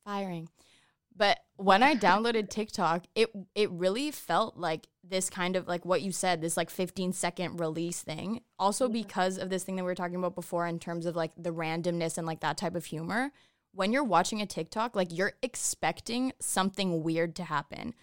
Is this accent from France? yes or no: no; Toronto, Ontario, Canada; I'm from Toronto